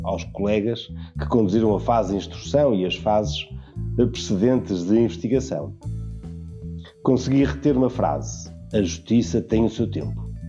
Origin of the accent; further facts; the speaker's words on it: Portugal; Como português